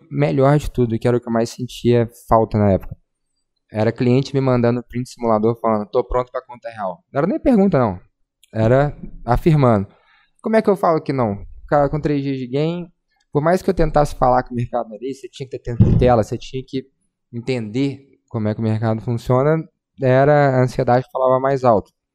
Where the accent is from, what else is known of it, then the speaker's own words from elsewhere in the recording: Belo Horizonte, Minas Gerais, Brazil; nascido e criado em Belzonte, Minas Gerais